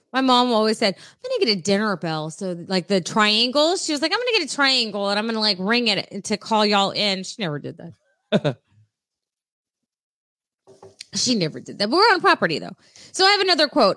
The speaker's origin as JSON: {"language": "English", "town": "San Diego", "region": "California", "country": "United States", "tie": "born or raised there", "said": "I grew up in San Diego"}